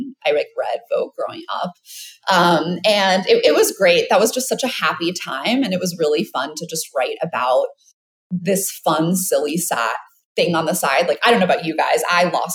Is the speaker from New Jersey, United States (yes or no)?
no; New York City, New York, United States; I am from New York City